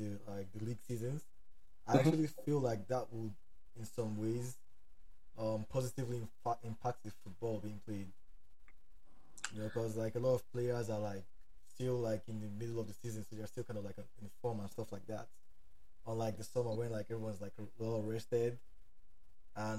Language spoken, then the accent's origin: English; Nigeria; now in Atlanta, United States; I live in Atlanta, Georgia. I'm from Nigeria